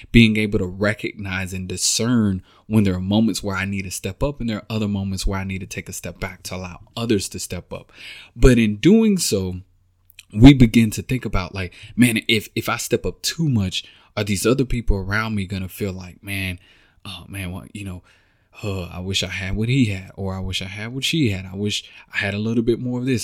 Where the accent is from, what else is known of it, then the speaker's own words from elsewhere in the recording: Texas, United States; moved away as an adult; now in Kansas City, United States; I'm from Texas, born and raised, been down, been there all my life